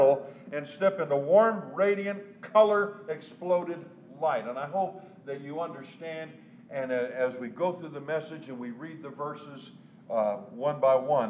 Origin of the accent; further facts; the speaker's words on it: Southern California, United States; I was born and raised in the South, Southern California